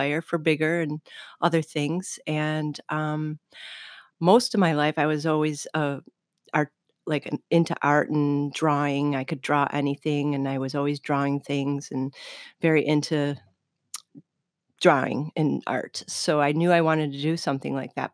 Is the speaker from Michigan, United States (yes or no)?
no; Hamburg, Pennsylvania, United States; I'm originally from Hamburg